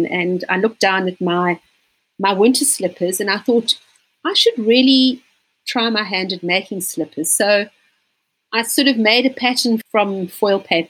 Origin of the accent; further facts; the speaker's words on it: Johannesburg, Gauteng, South Africa; moved away as an adult; now in Cape Town, South Africa; I actually was born in Johannesburg, which is also known as Gauteng. It's probably about 2,000 k's from here. And I moved down to Cape Town just after finishing school.